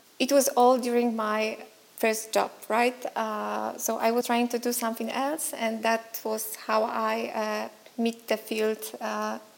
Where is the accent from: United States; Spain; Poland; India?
Poland; Szczecin, West Pomeranian Voivodeship; I'm from Szczecin in Poland.